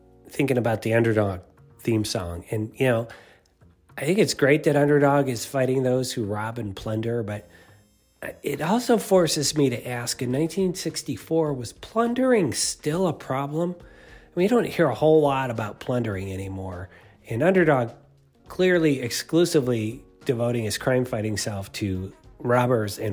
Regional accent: Cleveland, Ohio, United States; Cleveland, Ohio, my hometown

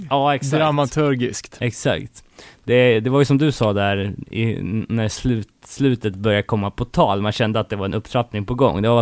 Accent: Örebro, Örebro County, Sweden; alltså man blir stolt som örebroare.

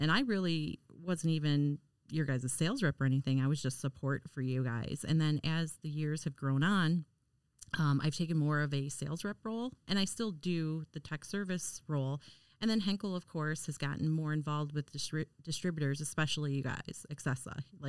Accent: Detroit, Michigan, United States; I come from Detroit

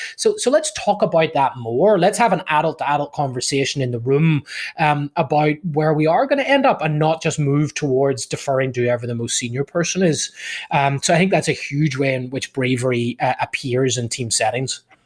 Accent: Ireland; moved away as an adult; also born or lived in United Kingdom; now in Southern California, United States; originally from from Ireland uh, back in the day

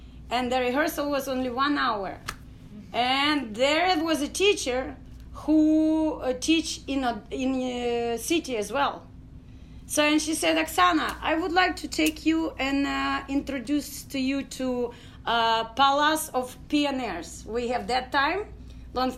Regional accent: Ukraine; English is a second language; moved away as an adult; now in Houston, United States; I was born in Ukraine, a village, Dachnaya

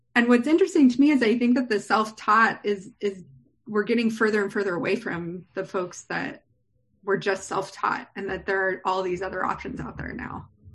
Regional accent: San Diego, California, United States; as a native myself who was born and raised here.

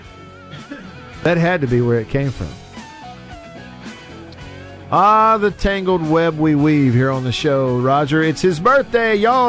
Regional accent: Alabama, United States; also born or lived in North Mississippi; now in Mississippi, United States; I'm born and raised in Alabama. But in my time living in Mississippi, I've never lived in Jackson. I've always lived in North Mississippi

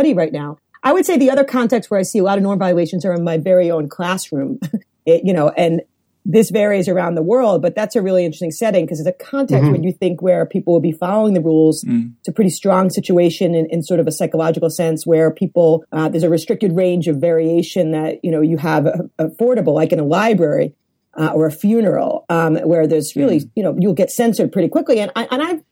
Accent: New York, United States; also born or lived in Champaign-Urbana; I'm a New Yorker

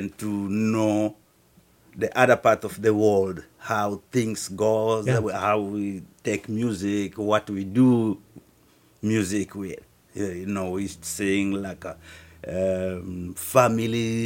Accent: Kongo Central, DR Congo; moved away as an adult; now in Twin Cities, United States; I'm from the Congo, Republic Democratic of Congo, and I was born in the region of Bakongo

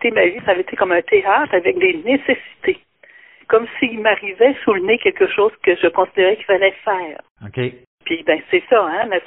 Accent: Quebec City, Quebec, Canada; moved away as an adult; now in La Pocatière, Canada; moi je suis une fille de Québec.

